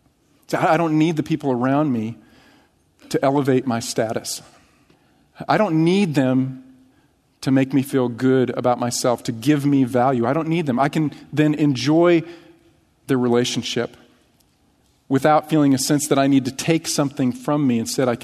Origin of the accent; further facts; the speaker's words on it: United States; see my American passport, right? I have rights. I'm American.